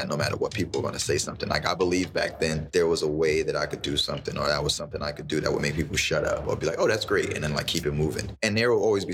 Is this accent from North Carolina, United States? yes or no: no; New York City, New York, United States; growing up in Bed-Stuy